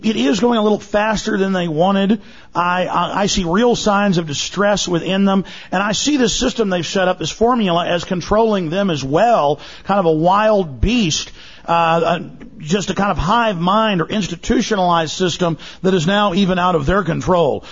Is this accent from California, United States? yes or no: no; Dallas, Texas, United States; in the U.S., I grew up in Dallas and they're still there.